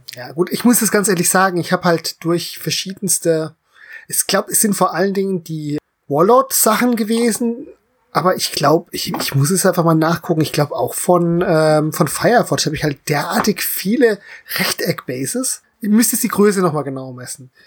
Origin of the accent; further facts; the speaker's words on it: Central German Uplands, Germany; als Deutscher, der in den Mittelgebirge groß geworden ist